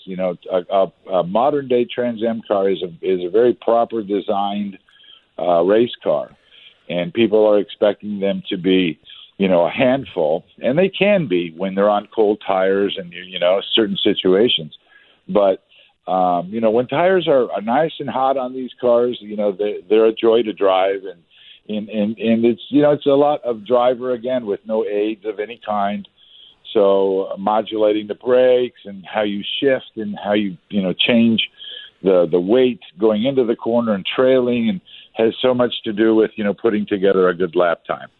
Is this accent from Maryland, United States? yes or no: no; Southern California, United States; I grew up in Southern Cal